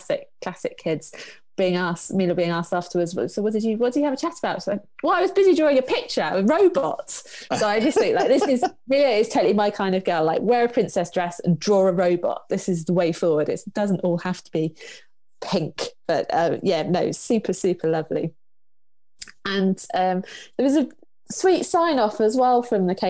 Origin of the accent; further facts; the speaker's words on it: Cornwall, South West England, United Kingdom; There's a beach at home, so I grew up in Cornwall.